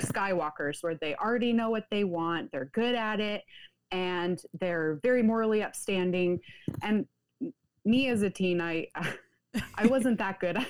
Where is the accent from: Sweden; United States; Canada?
United States; Pacific Northwest; I grew up in the United States, the Pacific Northwest to be specific